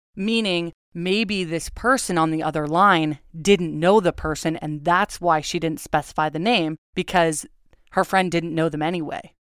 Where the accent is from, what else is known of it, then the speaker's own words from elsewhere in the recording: Agoura, California, United States; I'm from Agora